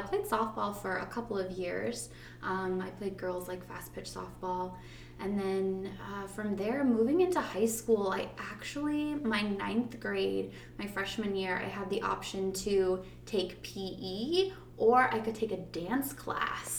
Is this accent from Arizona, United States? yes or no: yes; Arizona, United States; moved away as an adult; also born or lived in Austin, Texas; now in Tarpon Springs, United States; I grew up in Arizona. So I was not born there. I was actually born in Austin, Texas, but I grew up in Arizona. I spent from age 7 to 23 living in Arizona